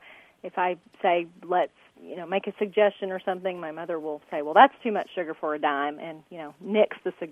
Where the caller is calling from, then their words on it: Frankston, Texas, United States; I'm calling from Frankston, Texas.